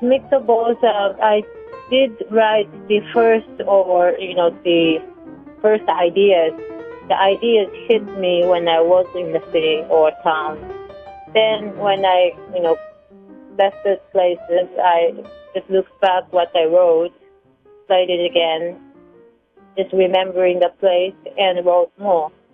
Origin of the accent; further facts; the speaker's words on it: Hamamatsu, Shizuoka, Japan; English is a second language; moved away as an adult; my hometown Hamamatsu, Japan